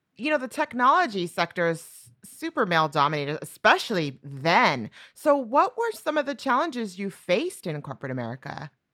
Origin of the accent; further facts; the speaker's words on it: New Mexico, United States; moved away; I'm from New Mexico